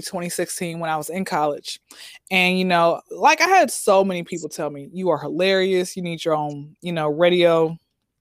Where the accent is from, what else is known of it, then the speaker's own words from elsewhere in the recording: Atlanta, Georgia, United States; I'm born and raised in Atlanta